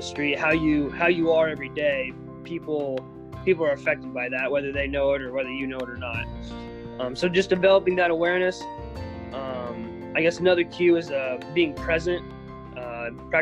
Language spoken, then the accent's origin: English; Southeast Iowa, United States; I grew up in Southeast Iowa, part of a kind of a rural family with my four siblings and my parents.